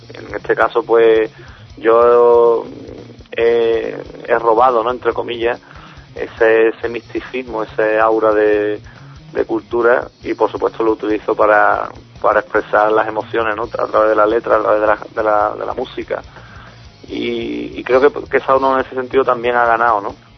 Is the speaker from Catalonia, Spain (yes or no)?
no; Cádiz, Andalusia, Spain; yo nací aquí en Cádiz, eh, me crié aquí en, la provincia